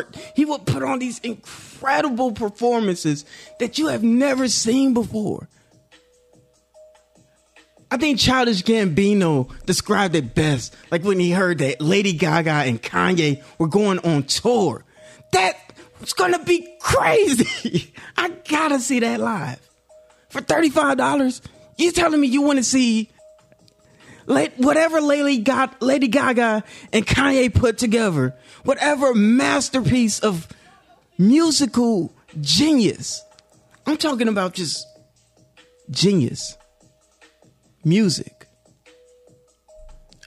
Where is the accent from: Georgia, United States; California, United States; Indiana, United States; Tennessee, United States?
Indiana, United States; Gary; I'm from Gary, Indiana, so close to Chicago